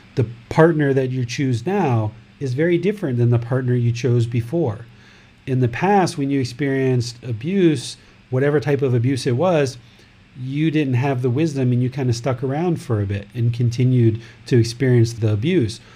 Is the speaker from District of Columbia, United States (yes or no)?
yes; Washington, District of Columbia, United States; now in Thailand; Originally, this body was born in America, in Washington, D.C., but now I live in Thailand